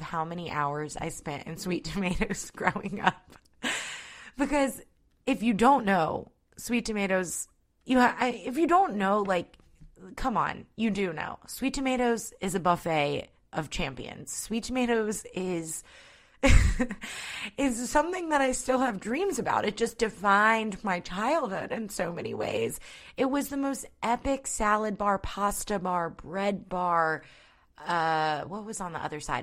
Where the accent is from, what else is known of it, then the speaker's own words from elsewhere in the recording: North Point, Georgia, United States; I grew up closer to North Point